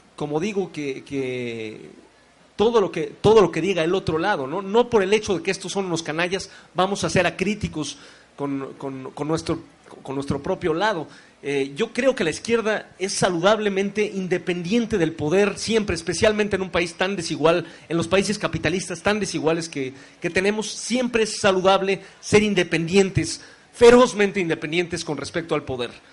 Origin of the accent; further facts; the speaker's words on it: Mexico; Soy mexicano, sé la historia de mi propio país